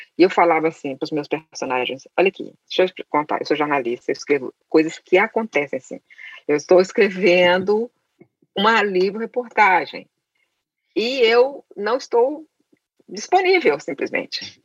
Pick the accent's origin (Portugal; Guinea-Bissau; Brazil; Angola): Brazil; Caratinga, Minas Gerais; Eu nasci em Caratinga, é uma cidade interior de Minas Gerais, sem biblioteca, sem livraria. A única biblioteca que existia era é do colégio onde eu estudava